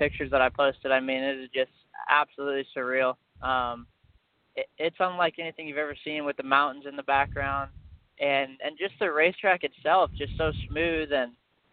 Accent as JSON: {"language": "English", "town": "Quincy", "region": "Illinois", "country": "United States", "tie": "born or raised there", "said": "my hometown of Quincy"}